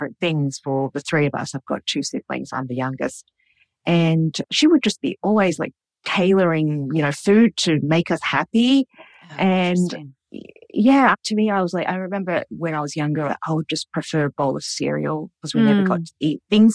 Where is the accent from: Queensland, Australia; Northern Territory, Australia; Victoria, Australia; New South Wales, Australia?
New South Wales, Australia; Sydney; I was born in Sydney. So I grew up in a very traditional household, very, very traditionally Cantonese. We spoke Cantonese